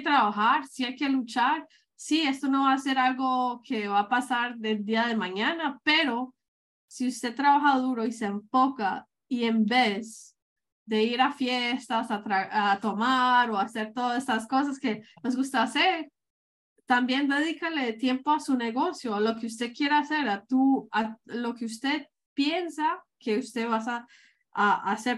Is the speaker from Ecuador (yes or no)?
no; Medellín, Antioquia, Colombia; moved away; yo soy colombiana, que yo soy de Medellín